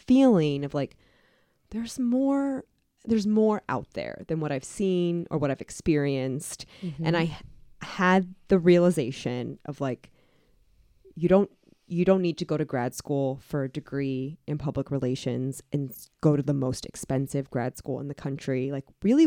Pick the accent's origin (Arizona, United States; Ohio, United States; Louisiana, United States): Ohio, United States; Canton; moved away as an adult; also born or lived in Columbus, Ohio; I'm from Canton, Ohio